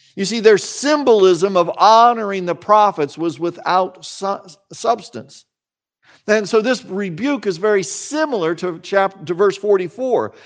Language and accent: English; Salina, Kansas, United States; I grew up in Salina, Kansas.